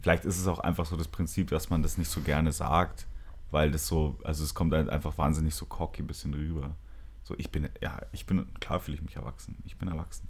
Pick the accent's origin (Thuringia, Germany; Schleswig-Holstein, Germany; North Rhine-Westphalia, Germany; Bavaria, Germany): Bavaria, Germany; Nuremberg; bei uns in Nürnberg